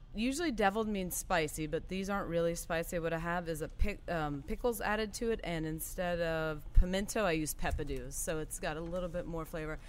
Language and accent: English; Golden Meadow, Louisiana, United States; also born or lived in Thibodaux, Louisiana; I am originally from a small town called Golden Meadow. It's in Lafourche Parish